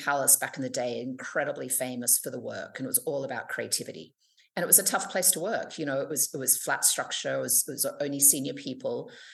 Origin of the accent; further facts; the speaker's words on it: Sydney, New South Wales, Australia; moved away as an adult; also born or lived in United Kingdom / Paris, France / New York, United States; I am actually from Sydney and grew up here